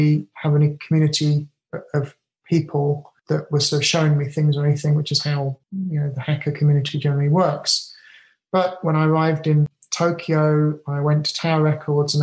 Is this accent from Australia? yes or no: no; England, United Kingdom; now in Japan; I'm very British.